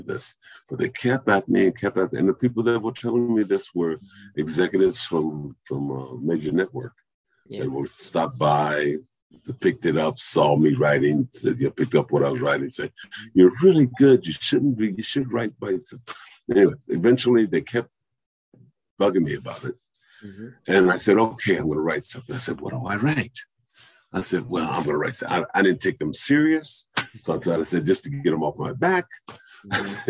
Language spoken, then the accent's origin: English; Indiana, United States; my family and my hometown.